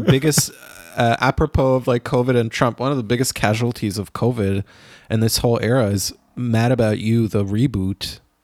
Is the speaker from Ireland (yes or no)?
no; Israel; moved away; growing up in Israel